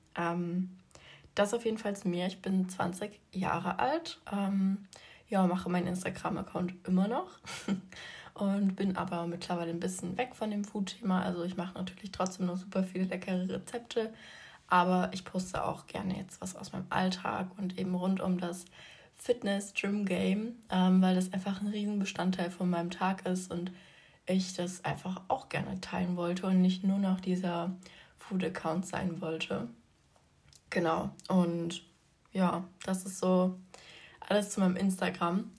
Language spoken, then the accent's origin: German; Leipzig, Saxony, Germany; Ich komme aus Leipzig